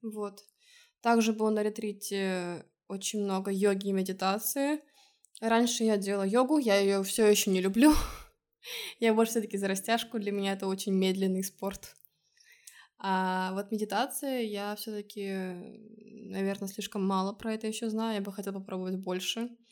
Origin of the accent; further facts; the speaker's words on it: Estonia; now in Lisbon, Portugal; из Эстонии